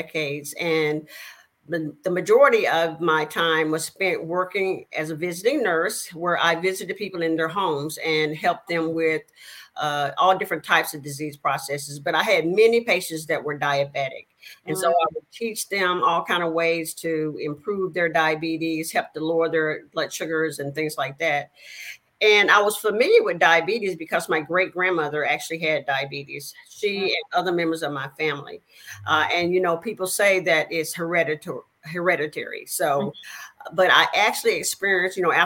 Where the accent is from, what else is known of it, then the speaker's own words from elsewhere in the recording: El Dorado, Arkansas, United States; now in Houston, United States; I am originally born in a little small town in Arkansas. And you may be able to tell by my accent. It's a little town called El Dorado.